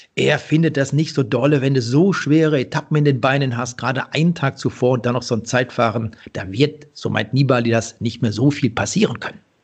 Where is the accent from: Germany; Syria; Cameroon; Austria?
Germany; Bergisches Land, North Rhine-Westphalia; in meiner Heimat, im, im Bergischen